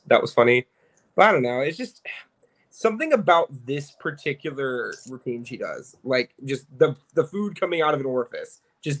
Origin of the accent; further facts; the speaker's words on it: Chicago, Illinois, United States; moved away; Bitch, I'm from Chicago.